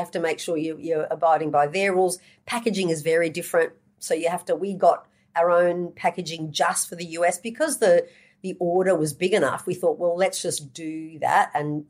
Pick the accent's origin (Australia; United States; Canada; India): Australia; We're from Australia.